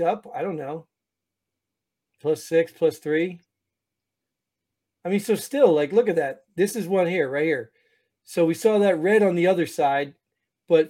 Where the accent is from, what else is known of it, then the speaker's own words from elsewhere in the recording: New Jersey, United States; moved away; I'm from Jersey